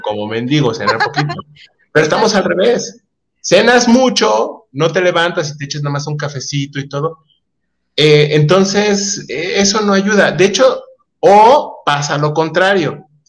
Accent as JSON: {"language": "Spanish", "country": "Mexico", "said": "como mexicanos tenemos"}